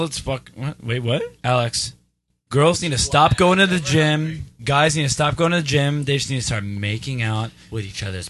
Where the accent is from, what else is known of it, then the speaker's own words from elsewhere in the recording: Lebanon; I'm from Lebanon.